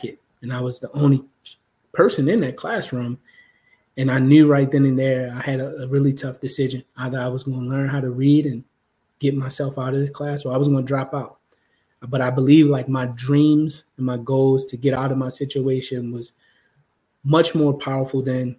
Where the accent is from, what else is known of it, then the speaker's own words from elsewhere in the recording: Baltimore, Maryland, United States; growing up in Baltimore is no easy feat, especially when you grow up in poverty